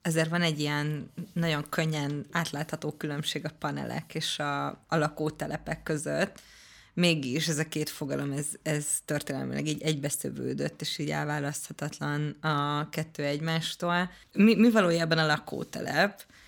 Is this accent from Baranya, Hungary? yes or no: no; Budapest, Hungary; én panelba születtem, Óbudán, és a Káposztás megyeri lakótelepen